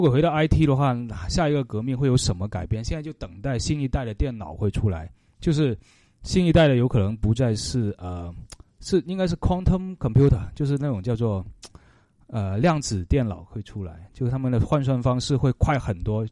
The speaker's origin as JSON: {"language": "Chinese", "country": "China", "said": "我们中国人"}